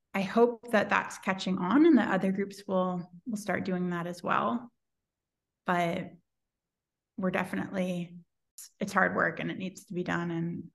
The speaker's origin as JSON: {"language": "English", "region": "California", "country": "United States", "said": "I'm from the Bay Area and we've always had ranked ballots"}